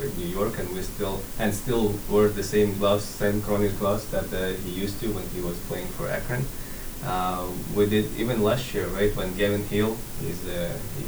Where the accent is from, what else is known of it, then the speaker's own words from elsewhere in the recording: Latvia; now in United States; I grew up in Latvia and played for Latvia